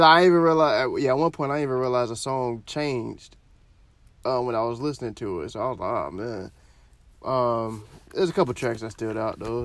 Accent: Florida, United States; I'm from Florida

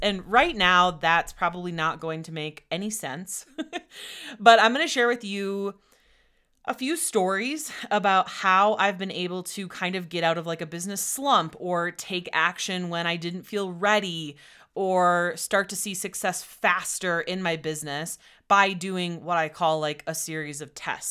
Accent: Wisconsin, United States; moved away as an adult; also born or lived in Austin, Texas; we're both originally from Wisconsin

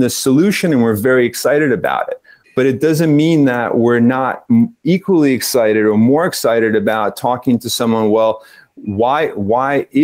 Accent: East Coast of the US, United States; accent: East Coast; moved away as an adult; also born or lived in Spain; now in Netherlands; my East Coast accent

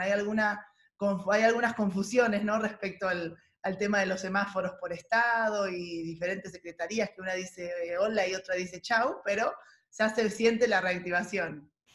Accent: Mar del Plata, Buenos Aires Province, Argentina; moved away; yo vengo de una ciudad turística, ¿no? De Mar del Plata, nací ahí

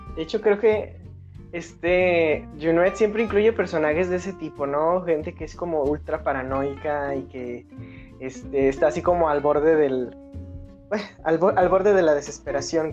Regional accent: Mexico; mi esa cultura como mexicanos

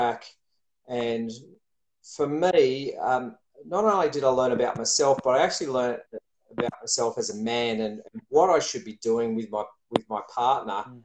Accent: Sydney, New South Wales, Australia; moved away as an adult; also born or lived in Bowral; now in Wollongong, Australia; I grew up in Sydney, and we moved down to Wollongong not long after our first child was born.

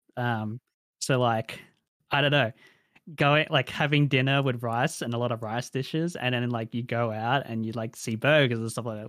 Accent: Australia; accent: Australian; I grew up in a rural area of Australia, a regional area of Australia

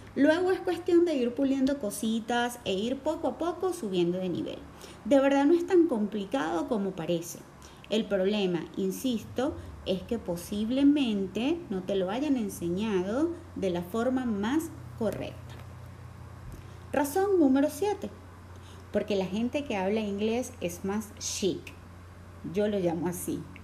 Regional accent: Venezuela; aquí en Venezuela, en donde el inglés no es nuestra lengua materna

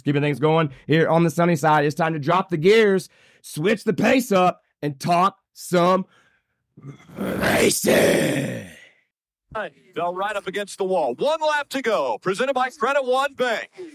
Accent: Indiana, United States; my home state of Indiana

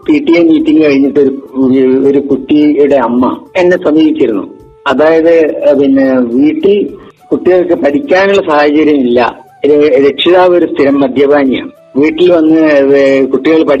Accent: Kaniyambetta, Kerala, India; എന്റെ സ്വദേശം വയനാട് കണിയമ്പറ്റ പഞ്ചായത്തിൽ താഴേക്കരണി എന്ന സ്ഥലത്താണ്

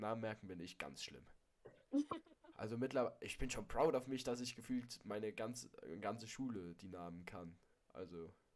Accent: Hesse, Germany; moved away; da war ich in Hessen in meiner alten Heimat

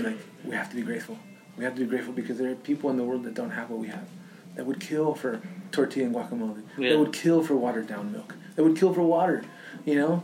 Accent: Los Angeles, California, United States; I grew up in South Central Los Angeles, and my family was very, very, very poor

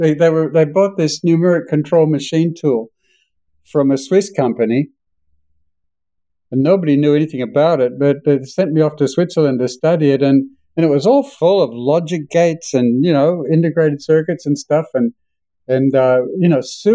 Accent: Australia; accent: Australian; now in United States; having been here in the United States for 30 years, I'm losing my Australian accent, and I'm trying to get it back again

